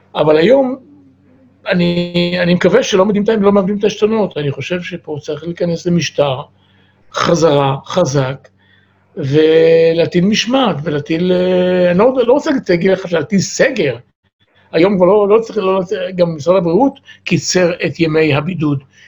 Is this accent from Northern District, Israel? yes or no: no; Or Yehuda, Tel Aviv District, Israel; now in Ramat Gan, Israel; אני, אני נולדתי באור יהודה וגר ברמת גן מ-59